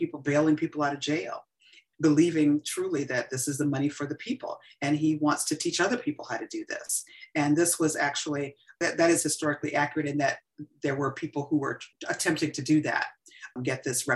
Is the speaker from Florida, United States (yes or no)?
no; Columbus, Georgia, United States; moved away as an adult; also born or lived in Atlanta, Georgia; Growing up in Columbus, Georgia was very different than when I came here as a student in the Atlanta University Center.